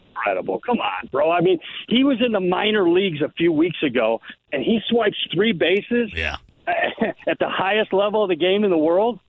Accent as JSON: {"language": "English", "town": "Detroit", "region": "Michigan", "country": "United States", "tie": "born or raised there", "said": "I wasn't a huge Tiger fan growing up in the Detroit area"}